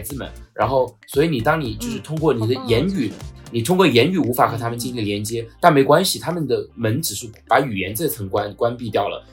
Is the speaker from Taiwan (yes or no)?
no; China; 我们就是中国人